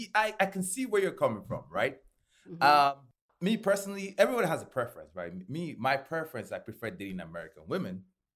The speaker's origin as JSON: {"language": "English", "country": "Nigeria", "moved": "as an adult", "lives_now": "Baltimore, United States", "said": "back in college, back in Nigeria."}